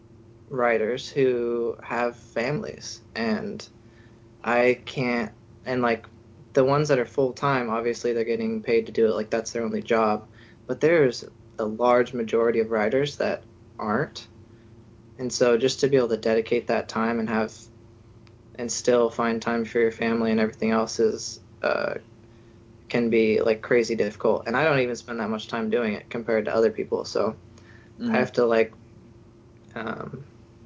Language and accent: English; Bay Area, California, United States; now in Oregon, United States; I kind of grew up watching the 49ers because I'm from the Bay Area